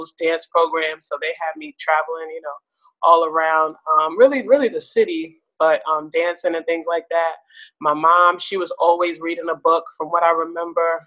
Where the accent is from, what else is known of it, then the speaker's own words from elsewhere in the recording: New York City, New York, United States; also born or lived in Queens, New York; I'm born and raised in Brooklyn, New York.